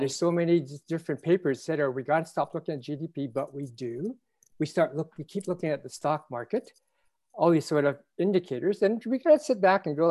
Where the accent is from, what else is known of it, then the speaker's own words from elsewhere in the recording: Canada; as a Canadian